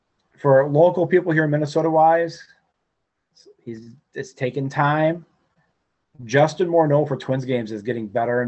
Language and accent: English; United Kingdom; Being British, it was a little goofy being there at Irish night.